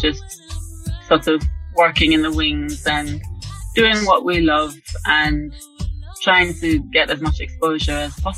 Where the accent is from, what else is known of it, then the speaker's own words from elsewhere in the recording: Jamaica; moved away as an adult; now in London, United Kingdom; I just tell them Jamaica, you know, because that explains why I don't sound like they